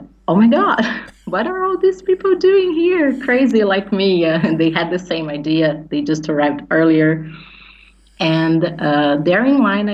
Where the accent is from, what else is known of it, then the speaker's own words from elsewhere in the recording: São Paulo, Brazil; I'm from Brazil, São Paulo